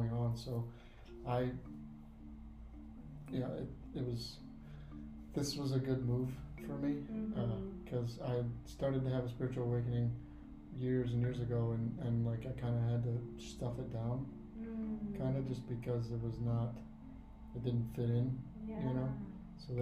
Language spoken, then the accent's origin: English; Illinois, United States; I'm from Illinois.